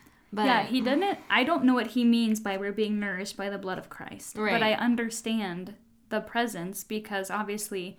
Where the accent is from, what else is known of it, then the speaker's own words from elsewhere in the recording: United States; I'm an American